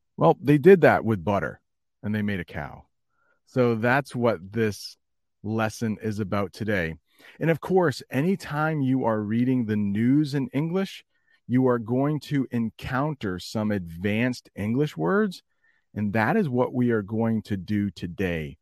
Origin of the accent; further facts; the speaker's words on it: United States; as an American